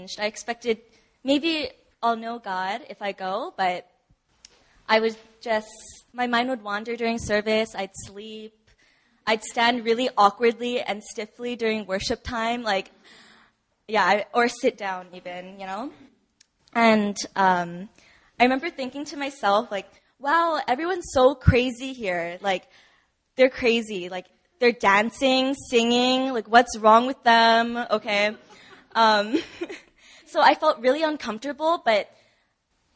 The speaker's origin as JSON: {"language": "English", "region": "Hawaii", "country": "United States", "tie": "born or raised there", "moved": "as an adult", "lives_now": "Busan, South Korea", "said": "Back home in Hawaii, I grew up in a Catholic church and went to an all-girls Catholic school all of my life until college"}